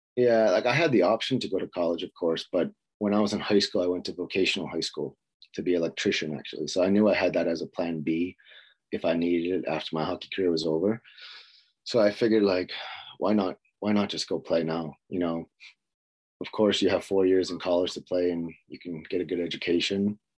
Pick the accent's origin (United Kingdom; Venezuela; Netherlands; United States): United States; Boston, Massachusetts; moved away as an adult; also born or lived in Louisiana; now in Sweden; I was growing up in Boston, Massachusetts, and played there until my junior career